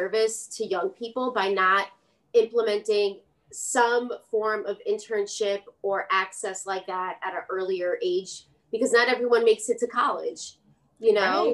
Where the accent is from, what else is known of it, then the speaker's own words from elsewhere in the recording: New York City, New York, United States; also born or lived in Cupertino / Puerto Rico; Brooklyn girl